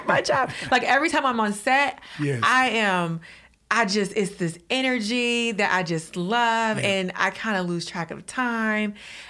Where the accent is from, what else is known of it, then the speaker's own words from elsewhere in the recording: Detroit, Michigan, United States; moved away; also born or lived in Los Angeles; I'm from Detroit